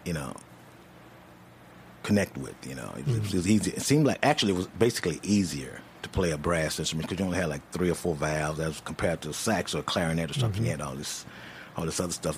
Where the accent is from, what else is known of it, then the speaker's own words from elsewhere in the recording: Louisiana, United States; moved away; also born or lived in San Francisco; Originally, I was born in Louisiana. I'm a Louisiana man, mm-hmm. Louisiana boy or whatever. Went to high school there